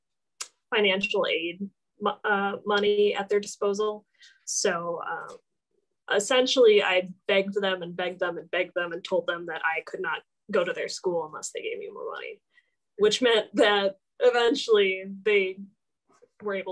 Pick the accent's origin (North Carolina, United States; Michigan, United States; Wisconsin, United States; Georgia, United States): Wisconsin, United States; Oak Creek; also born or lived in South Milwaukee, Wisconsin; my parents moved to Oak Creek, and I've pretty much been in Oak Creek ever since